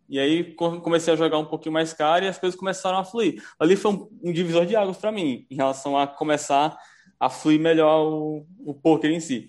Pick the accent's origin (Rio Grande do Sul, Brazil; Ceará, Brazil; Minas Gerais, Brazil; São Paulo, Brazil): Ceará, Brazil; Fortaleza; Sou daqui de Fortaleza, Ceará